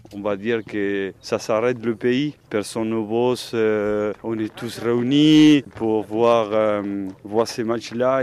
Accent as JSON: {"language": "French", "country": "Argentina", "also_born_or_lived": "Nantes, France", "second_language": "French", "moved": "yes", "said": "on est tous des Argentins"}